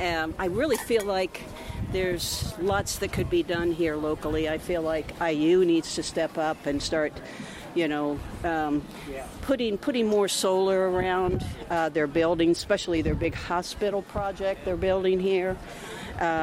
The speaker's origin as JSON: {"language": "English", "town": "Bloomington", "region": "Indiana", "country": "United States", "tie": "born or raised there", "said": "Yes, I'm a local. I was born and raised here in Bloomington, so I'm very partial to Bloomington."}